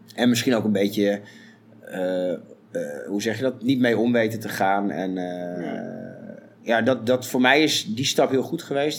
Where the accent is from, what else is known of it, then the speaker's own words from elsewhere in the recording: Zwolle, Overijssel, Netherlands; in Zwolle ook waar ik vandaan kom